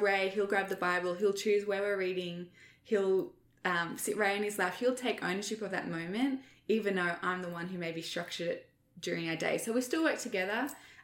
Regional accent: Australia; moved away; as an Australian

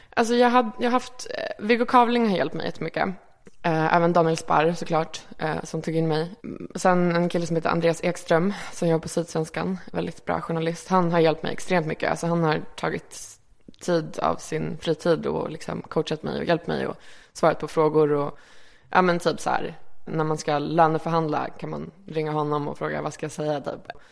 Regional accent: Malmö, Skåne, Sweden; moved away as an adult; also born or lived in Reykjavik, Iceland / Örebro, Sweden; now in Stockholm, Sweden; både Örebro och Malmö har jag växt upp liksom, kan man säga. Men kanske mest Malmö

